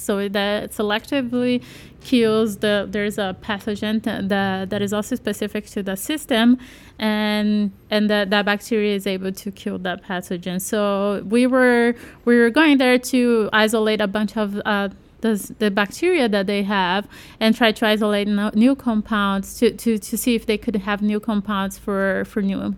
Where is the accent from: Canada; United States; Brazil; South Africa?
Brazil; I'm from Brazil